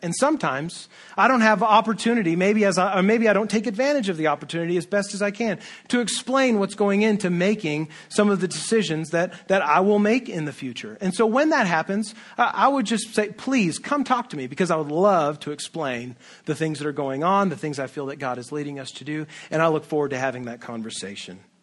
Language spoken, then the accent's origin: English; United States; Western American, individualistic, libertarian people